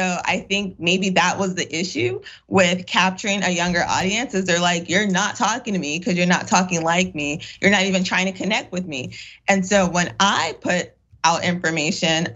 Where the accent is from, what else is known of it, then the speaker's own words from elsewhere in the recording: United States; accent: AAVE / Ebonics; first language African American Vernacular English; it's good old Ebonics. And for me, like, that's my first language.